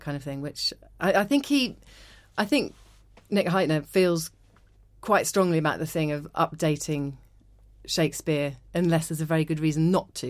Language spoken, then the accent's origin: English; St Ives, South West England, United Kingdom; I grew up in Cornwall, I grew up in Saint Ives in Cornwall